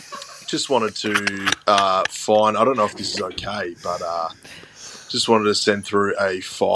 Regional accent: Perth, Western Australia, Australia; now in Victoria, Australia; I am from Perth, now live in Victoria

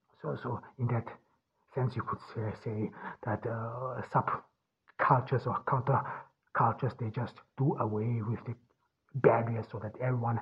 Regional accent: Ordu, Turkey; English is a second language; from Ordu in Turkey.

